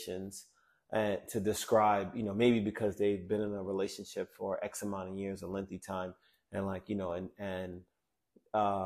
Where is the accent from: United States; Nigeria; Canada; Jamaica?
Jamaica; I'm Jamaican, man.